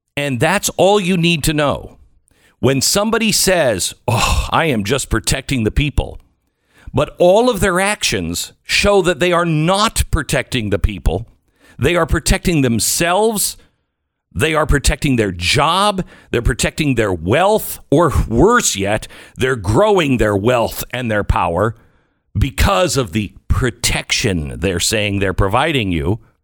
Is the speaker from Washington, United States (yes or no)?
yes; Washington, United States; moved away; I grew up in Washington State